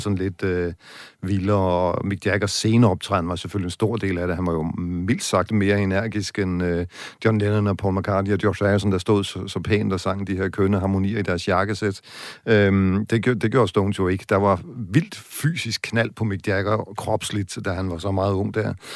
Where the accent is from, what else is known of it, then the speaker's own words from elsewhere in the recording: West Jutland, Central Denmark Region, Denmark; i Vestjylland, hvor jeg kommer fra